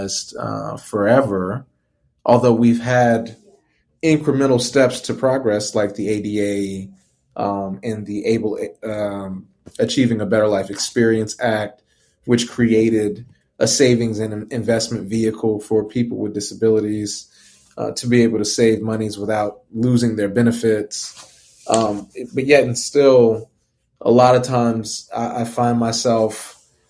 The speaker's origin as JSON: {"language": "English", "town": "New Orleans", "region": "Louisiana", "country": "United States", "tie": "born or raised there", "said": "growing up in New Orleans"}